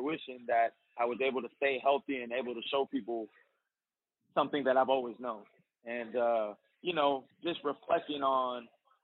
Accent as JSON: {"language": "English", "area": "Bay Area", "region": "California", "country": "United States", "tie": "born or raised there", "said": "I was born in the Bay Area, you know, so I got a little Bay Area swag to me"}